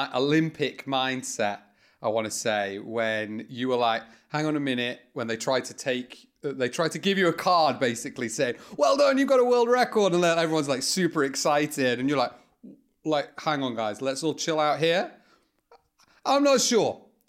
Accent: United Kingdom; As a British person

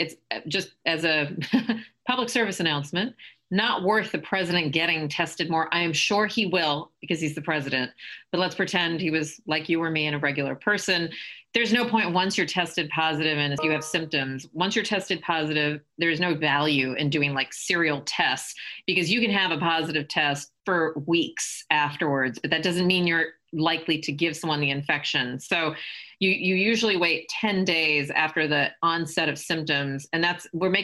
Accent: United States; as an American

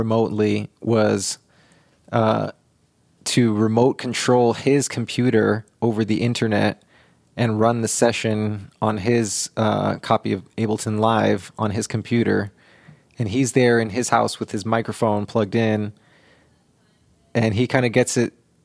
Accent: San Francisco, California, United States; I grew up in the Mission

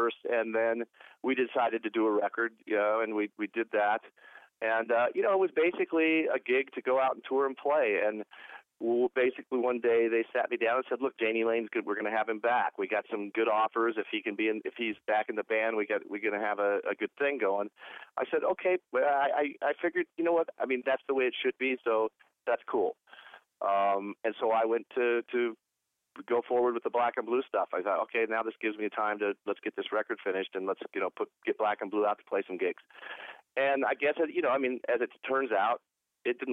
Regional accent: Portland, Oregon, United States; moved away; also born or lived in Los Angeles / Cleveland; I was born in Portland, Oregon, grew up in Portland, Oregon

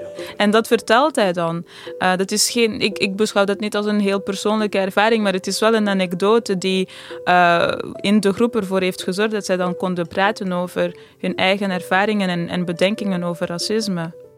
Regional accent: Amsterdam, North Holland, Netherlands; als iemand uit Amsterdam

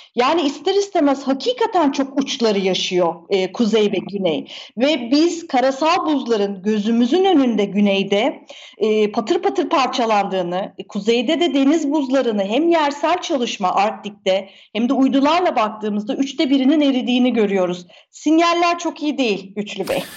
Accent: Turkey

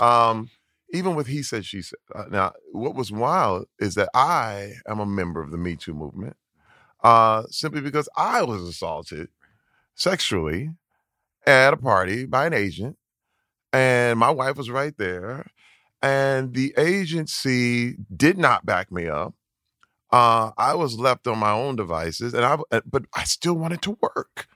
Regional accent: Flint, Michigan, United States; growing up in Flint, Michigan

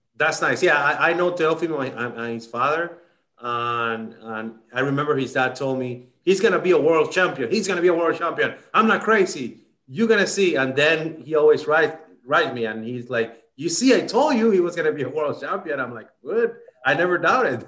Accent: Dominican Republic; I grew up in the Dominican Republic

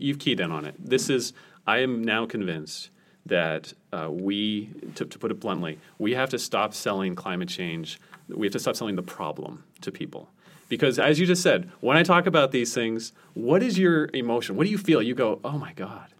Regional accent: near Boston, Massachusetts, United States; I grew up near Boston, so we got these big nor'easter storms

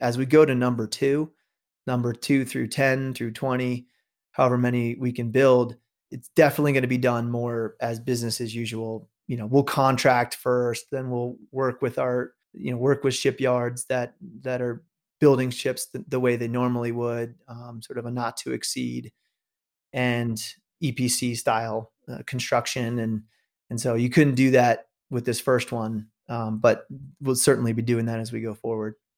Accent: New York, United States; I grew up in New York

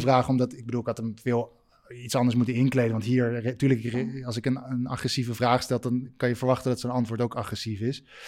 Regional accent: Netherlands; moved away as an adult; also born or lived in Italy; ik ben gewoon een Nederlander

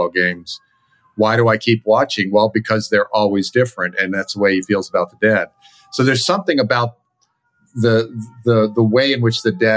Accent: Virginia, United States; I grew up in Virginia

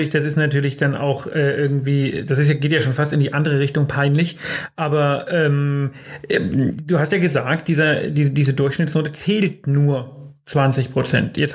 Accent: Bavaria, Germany; Meine Freundin und ich, wir kommen aus Bayern, aber wir wohnen in Bayern, aber nicht mehr lange.

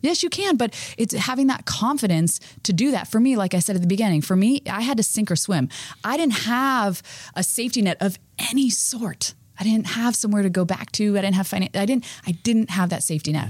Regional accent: Florida, United States; I grew up in Florida

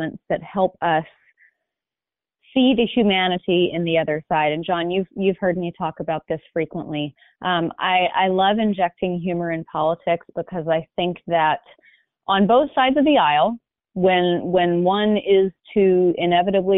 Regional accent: Hoover, Alabama, United States; moved away; also born or lived in California; I grew up in Birmingham, Alabama, in a suburb called Hoover

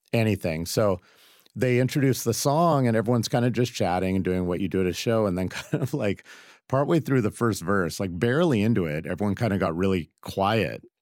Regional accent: Seattle, Washington, United States; I grew up in Seattle

